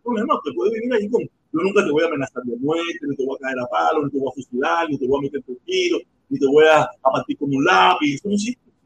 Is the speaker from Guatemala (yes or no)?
no; Cuba; ser cubano